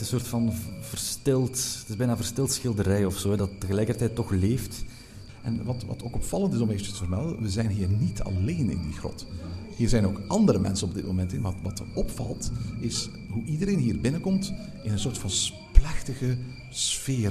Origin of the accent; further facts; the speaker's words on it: Flanders, Belgium; bij ons in Vlaanderen